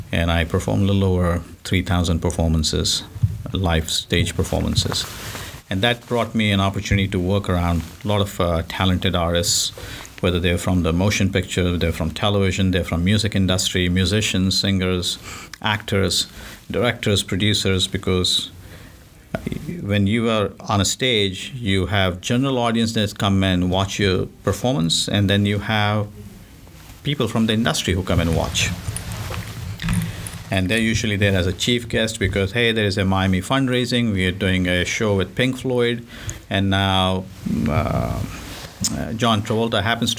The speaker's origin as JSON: {"language": "English", "town": "Mumbai", "region": "Maharashtra", "country": "India", "tie": "born or raised there", "moved": "yes", "said": "Originally, I'm from India, Bombay. It, now it's called Mumbai. So I grew up over there"}